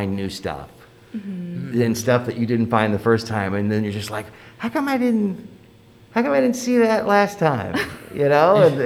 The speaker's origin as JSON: {"language": "English", "town": "Overland Park", "region": "Kansas", "country": "United States", "tie": "born or raised there", "moved": "yes", "lives_now": "Nebraska, United States", "said": "is that my theater in my hometown?"}